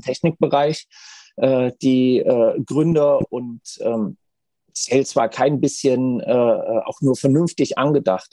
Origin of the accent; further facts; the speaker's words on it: Hesse, Germany; also born or lived in Frankfurt; ich habe zehn Jahre in Frankfurt gewohnt, ich bin geborener Hesse